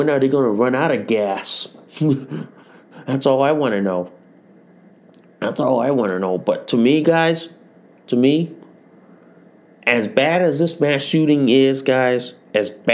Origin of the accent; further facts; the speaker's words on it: United States; I'm an American